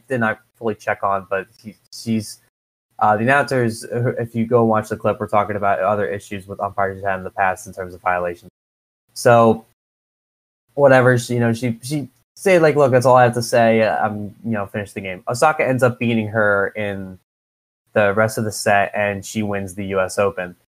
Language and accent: English; Philadelphia, Pennsylvania, United States; We're both from the Philadelphia area